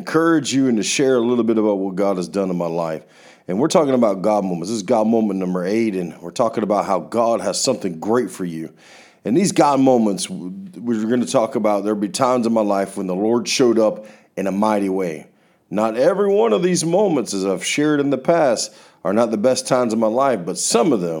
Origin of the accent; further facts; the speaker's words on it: Florida, United States; I'm from Florida